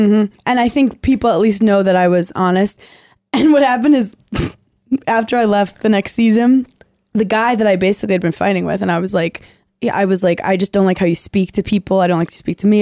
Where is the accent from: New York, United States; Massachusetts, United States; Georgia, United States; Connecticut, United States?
New York, United States; New York City; I was like from Brooklyn, like salt of the earth